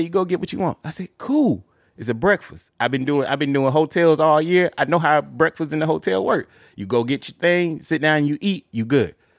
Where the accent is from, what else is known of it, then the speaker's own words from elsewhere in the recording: Montgomery, Alabama, United States; I was born and raised in Montgomery, Alabama